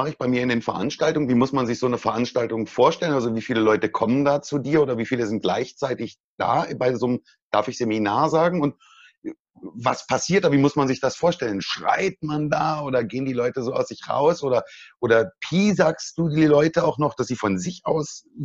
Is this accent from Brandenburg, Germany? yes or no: yes; Brandenburg, Germany; Ich komme aus Brandenburg, Deutschland. Wir sagen Kasper, so ganz komisch.